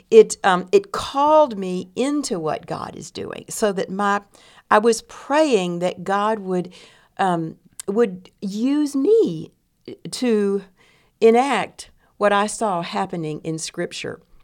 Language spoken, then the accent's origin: English; East Texas, United States; I grew up in East Texas